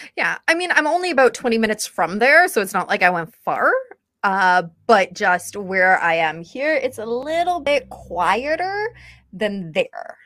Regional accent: St. Catharines, Ontario, Canada; I grew up in St. Catharines

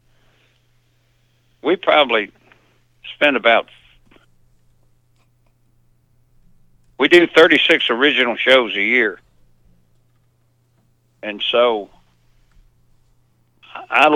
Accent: Lynchburg, Tennessee, United States; also born or lived in Memphis, Tennessee; I grew up over in Middle Tennessee, over around in Moore County, Lynchburg, Jack Daniels country

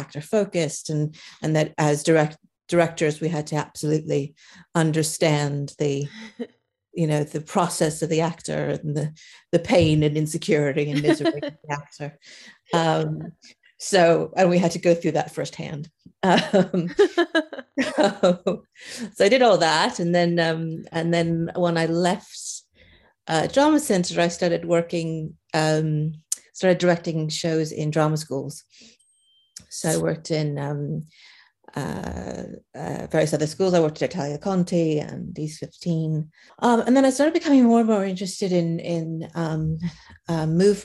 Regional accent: Philadelphia, Pennsylvania, United States; moved away as an adult; also born or lived in Chicago / Paris; now in London, United Kingdom; I am American originally myself. I went to university in Chicago, and even though I'm from Philadelphia

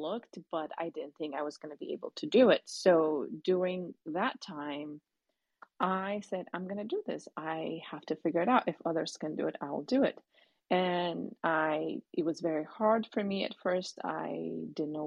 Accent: Ethiopia; now in United States; growing up in Ethiopia

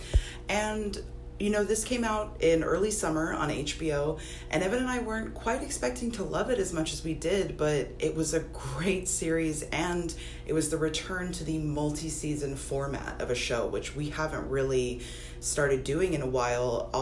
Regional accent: Los Angeles, California, United States; you and I are both born and raised in Los Angeles

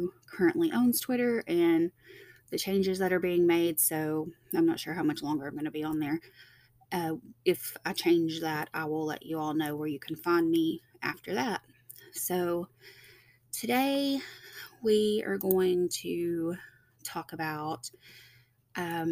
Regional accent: Tennessee, United States; also born or lived in Georgia; I'm from Tennessee

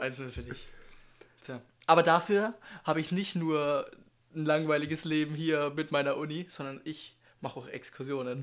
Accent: Germany; Ich komme aus Deutschland

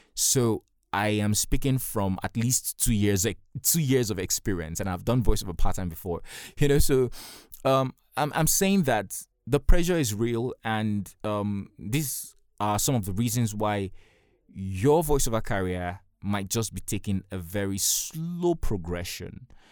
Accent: Nigeria; I'm a Nigerian and I live in Nigeria.

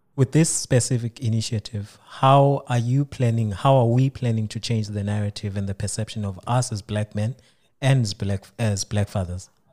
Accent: South Africa; now in Osnabrück, Germany; I'm from South Africa

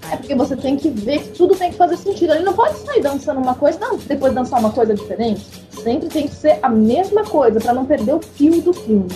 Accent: São Paulo, Brazil; sem ofender a minha terra

